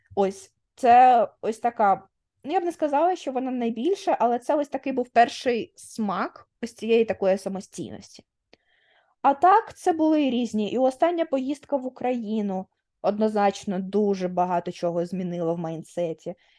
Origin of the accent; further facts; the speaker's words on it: Dnipro, Dnipropetrovsk Oblast, Ukraine; moved away; я якби Дніпрянка прожила в Дніпрі 20 років